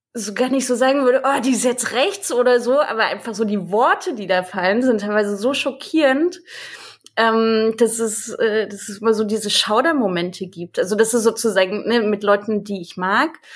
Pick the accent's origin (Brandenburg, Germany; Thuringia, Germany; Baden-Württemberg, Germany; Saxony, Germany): Saxony, Germany; Dresden; ich bin aus Dresden, ich bin aus Ostdeutschland